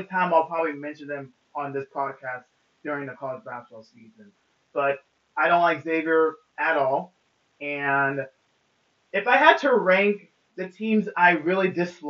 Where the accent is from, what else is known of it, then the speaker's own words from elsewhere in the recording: Cincinnati, Ohio, United States; on this podcast, we're from Cincinnati, right?